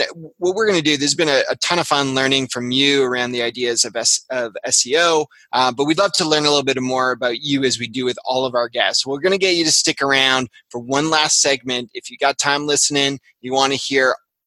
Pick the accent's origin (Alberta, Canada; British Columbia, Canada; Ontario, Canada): Ontario, Canada; Toronto; I'm from Toronto